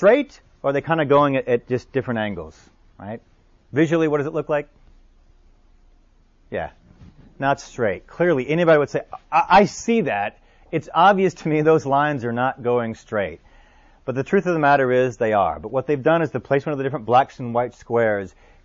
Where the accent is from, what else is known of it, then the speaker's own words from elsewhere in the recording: New Orleans, Louisiana, United States; New Orleans, my hometown